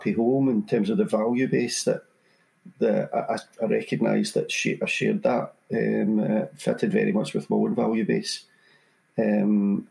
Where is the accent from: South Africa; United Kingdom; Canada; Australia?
United Kingdom; Kirkintilloch, Scotland; I live in Kirkintilloch. So born and bred in Kirkintilloch. Lived here all my life